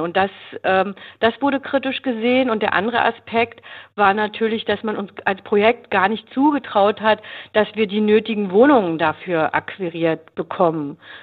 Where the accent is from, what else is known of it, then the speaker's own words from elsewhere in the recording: Berlin, Germany; Ich komme aus Berlin